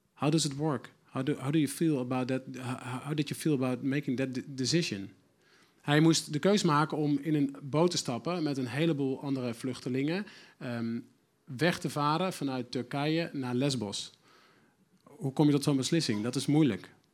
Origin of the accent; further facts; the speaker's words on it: Netherlands; us as Dutch people